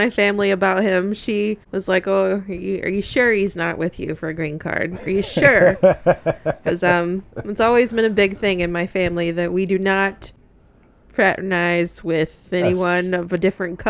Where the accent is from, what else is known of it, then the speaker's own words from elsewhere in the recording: Georgia, United States; I mean, they do, but, this is going to sound really terrible, but honestly, the only Spanish speakers, for the most part, work in the fields, because that's how South Georgia still